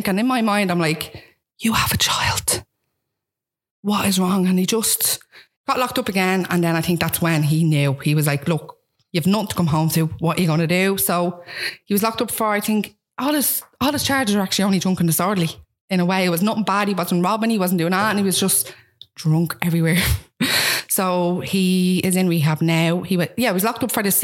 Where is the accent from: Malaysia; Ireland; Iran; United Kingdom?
Ireland; Dublin, Leinster; I'm from Ballymun